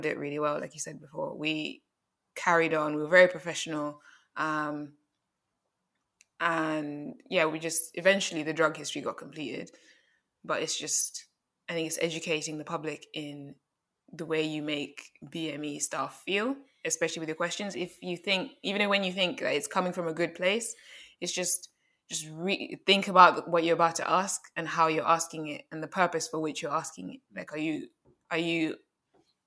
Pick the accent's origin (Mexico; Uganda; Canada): Uganda; also born or lived in London; now in United Kingdom; I'm from Uganda.